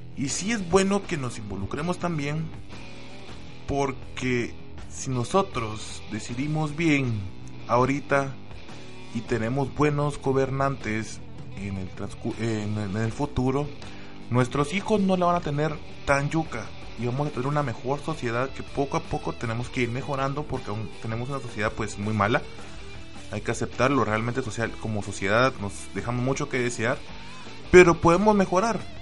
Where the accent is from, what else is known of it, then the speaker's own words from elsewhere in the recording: Guatemala; somos los guatemaltecos